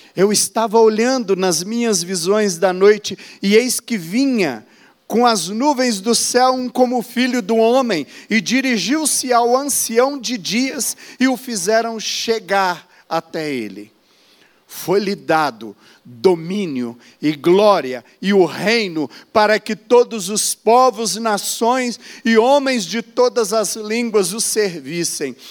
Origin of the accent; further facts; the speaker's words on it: Brazil; eu sou do Brasil, eu sou pastor e missionário